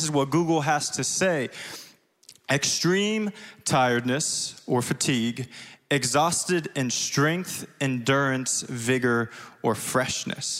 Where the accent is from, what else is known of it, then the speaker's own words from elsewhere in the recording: Springfield, Illinois, United States; accent: southern twang; now in Chicago, United States; if you see a little southern twang, I'm from Springfield, Illinois